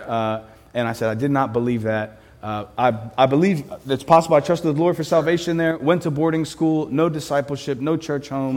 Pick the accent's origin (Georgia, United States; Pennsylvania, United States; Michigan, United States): Pennsylvania, United States; Philadelphia; I am from Philadelphia